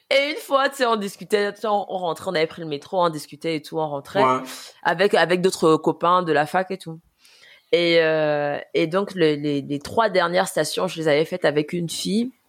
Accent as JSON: {"language": "French", "country": "France", "said": "mais moi je suis française moi"}